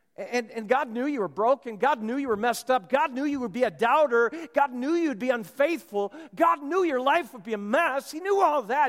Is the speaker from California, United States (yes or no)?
no; Minnesota, United States; moved away; I'm from Minnesota